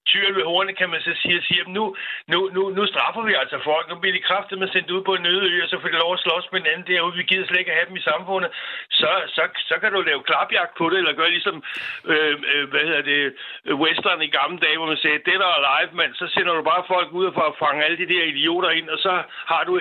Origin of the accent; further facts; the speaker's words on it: Denmark; os som danskere